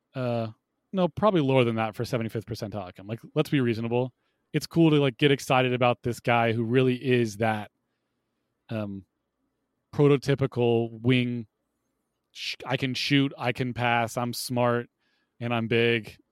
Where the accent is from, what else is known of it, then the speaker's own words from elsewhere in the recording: Ohio, United States; I grew up in Ohio